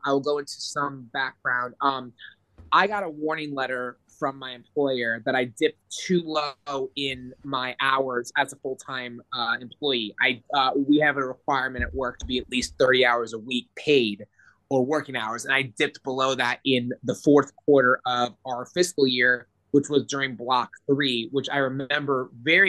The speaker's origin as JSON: {"language": "English", "town": "Orlando", "region": "Florida", "country": "United States", "said": "I'm from Orlando, which is more of a urban area, but I live in a northern part of Orlando"}